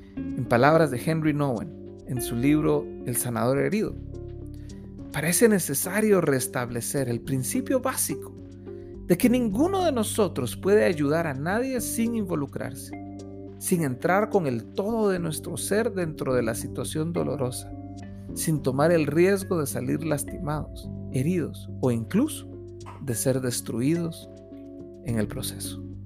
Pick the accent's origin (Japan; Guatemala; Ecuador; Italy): Guatemala; Como guatemaltecos celebramos